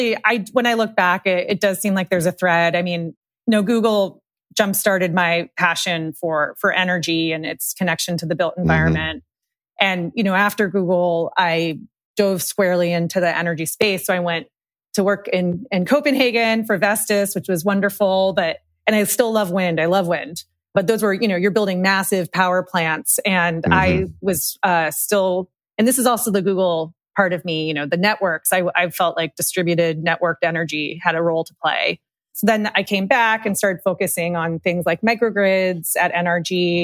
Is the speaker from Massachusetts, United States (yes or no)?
yes; Massachusetts, United States; I moved around a lot, but most of my like childhood was in the Boston area, and we lived in like a really like rural leafy town spent my summers outside in Maine.